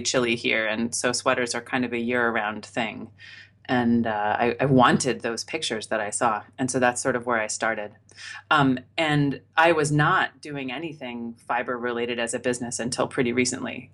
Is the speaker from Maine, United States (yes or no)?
yes; Maine, United States; now in Boston, United States; I grew up in Maine, which is quite cold